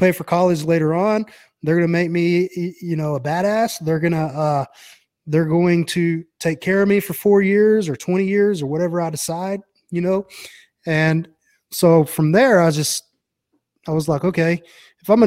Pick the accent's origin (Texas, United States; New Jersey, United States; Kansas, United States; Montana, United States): Texas, United States; Brownwood; I grew up in a little town called Brownwood in Texas